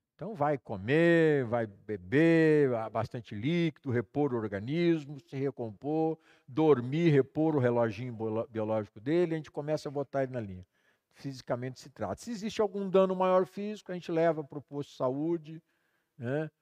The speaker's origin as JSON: {"language": "Portuguese", "town": "Campo Mourão", "region": "Paraná", "country": "Brazil", "tie": "born or raised there", "moved": "yes", "said": "vim para Campo Mourão, que era minha cidade natal"}